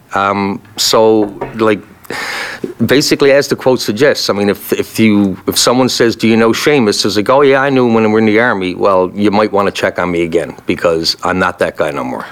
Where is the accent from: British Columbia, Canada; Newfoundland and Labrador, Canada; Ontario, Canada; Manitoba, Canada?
Newfoundland and Labrador, Canada; moved away; also born or lived in Kingston; I'm Irish descendant from Newfoundland